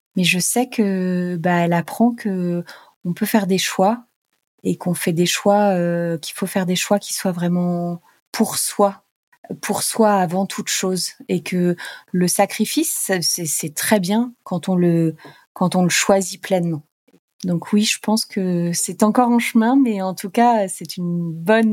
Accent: Normandy, France; also born or lived in Paris; moi je suis normande

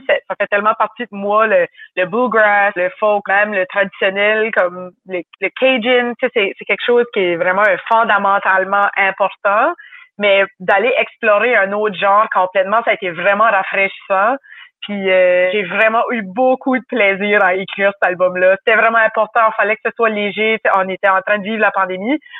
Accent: New Brunswick, Canada; accent: Chiac (Acadian); Je viens du Nouveau-Brunswick. C'est une province à l'est du Québec, au Canada. C'est un accent qui est différent

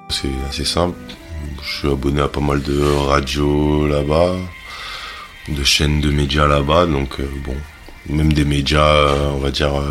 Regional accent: Cayenne, French Guiana, France; born there; j'ai 36 ans, je suis né à Cayenne, en Guyane.

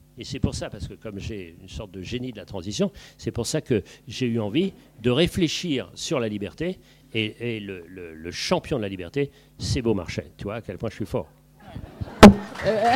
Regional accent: Paris, Île-de-France, France; also born or lived in Brittany / Île-de-Bréhat; je suis petit parisien

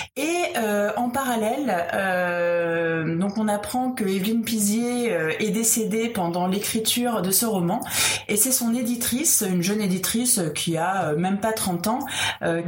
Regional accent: France; nous en tant que Français

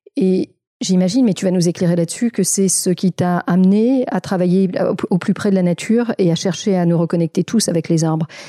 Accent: France; chez nous, en France

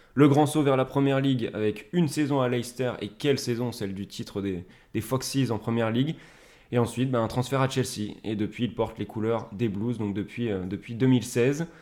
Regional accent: Ain, Auvergne-Rhône-Alpes, France; accent: Ain; mon accent du département de l'Ain

